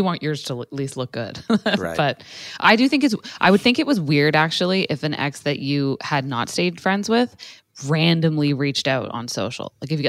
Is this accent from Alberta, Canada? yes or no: no; Toronto, Ontario, Canada; they referenced like the area that I grew up in Toronto, and they were from there too.